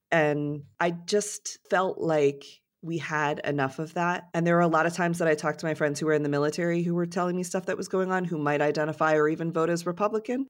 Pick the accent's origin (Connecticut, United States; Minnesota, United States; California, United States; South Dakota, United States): Connecticut, United States; moved away as an adult; also born or lived in New York; I grew up in Connecticut in a very small town